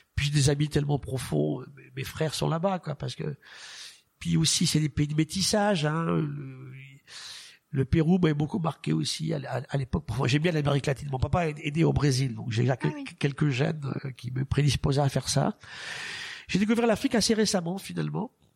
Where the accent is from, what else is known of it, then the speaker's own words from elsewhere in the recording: France; chez nous en France